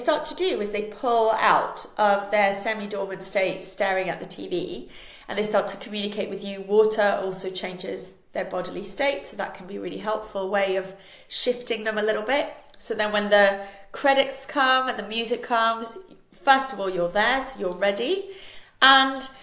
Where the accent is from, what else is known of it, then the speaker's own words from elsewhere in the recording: Switzerland; first language Spanish; English is a second language; I was raised in Switzerland, and we moved there before I was two. So for me, Switzerland is home, but I would define myself as Spanish